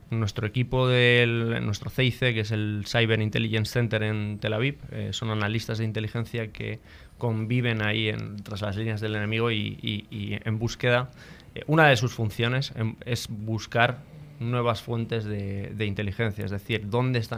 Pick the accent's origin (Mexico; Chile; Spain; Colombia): Spain; San Sebastián, Basque Country; De Donostia.